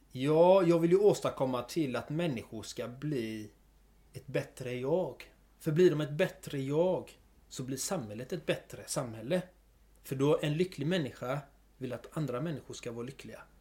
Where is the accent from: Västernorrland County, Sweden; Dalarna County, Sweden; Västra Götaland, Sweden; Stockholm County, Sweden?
Västra Götaland, Sweden; Gothenburg; jag är född och uppvuxen i Göteborg. Eh, bott här i stort sett hela mitt liv